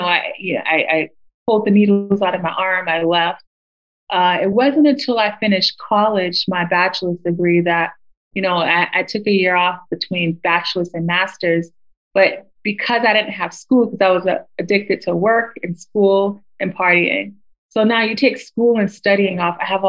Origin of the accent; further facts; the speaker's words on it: United States; growing up in America